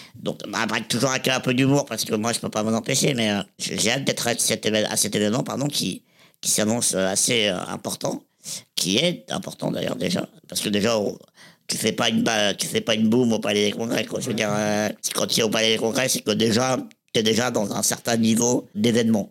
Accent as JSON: {"language": "French", "town": "Reims", "region": "Grand Est", "country": "France", "tie": "born or raised there", "said": "je suis né à, Reims, dans la Marne, le 14 avril 1987"}